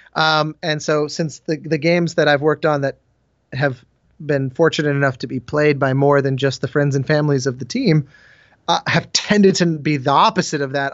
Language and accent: English; Colorado, United States; I grew up in Colorado